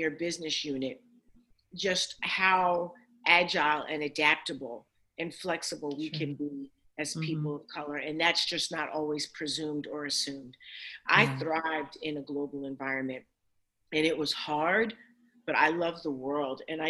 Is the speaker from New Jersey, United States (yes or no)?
yes; Plainfield, New Jersey, United States; also born or lived in Newark, New Jersey; I was born in Newark, New Jersey, raised in Plainfield